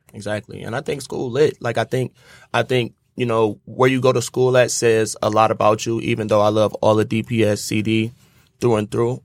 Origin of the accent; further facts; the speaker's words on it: Detroit, Michigan, United States; I grew up on East Side